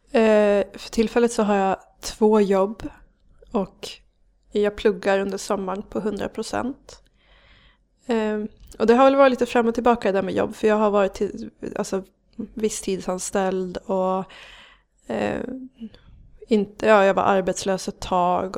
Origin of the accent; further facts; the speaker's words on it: Gävle, Gävleborg County, Sweden; also born or lived in Hedesunda / Ljusdal; jag har vuxit upp i Gävle